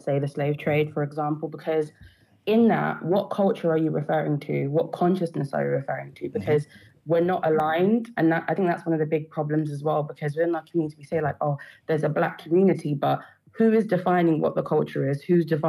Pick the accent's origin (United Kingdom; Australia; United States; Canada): United Kingdom; if I go and I fill out a census, I will say I'm Black British. Mm-hmm. But I know in myself, whilst I am Black British, again, it goes down to I'm my tribe first. I'm from the country I am next.